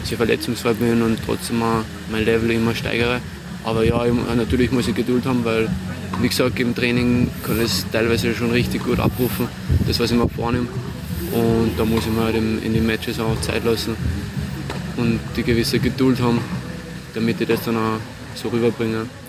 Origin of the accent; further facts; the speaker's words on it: Salzburg, Austria; in Salzburg, in meiner Heimat